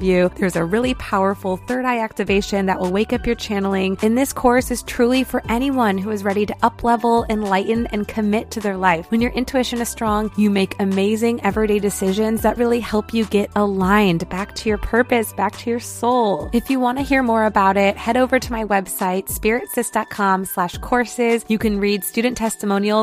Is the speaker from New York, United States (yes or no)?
no; Detroit, Michigan, United States; moved away; I'm from Detroit